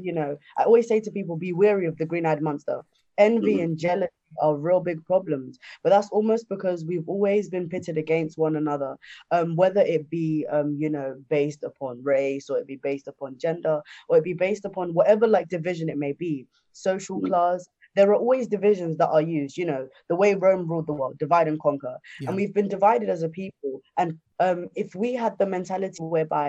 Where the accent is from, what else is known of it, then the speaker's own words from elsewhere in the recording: Zimbabwe; moved away; I'm originally from Zimbabwe